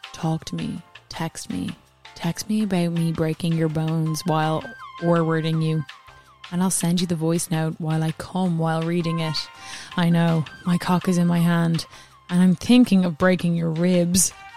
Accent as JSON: {"language": "English", "country": "Ireland", "said": "I'm Irish"}